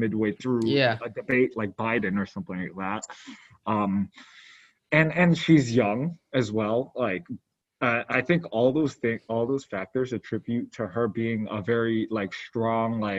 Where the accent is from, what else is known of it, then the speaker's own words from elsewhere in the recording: New York City, New York, United States; we're both from New York City